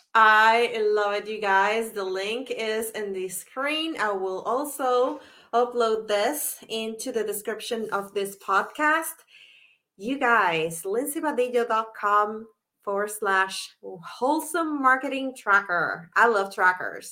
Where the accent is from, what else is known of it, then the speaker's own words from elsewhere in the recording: Puerto Rico; moved away; I'm from Puerto Rico originally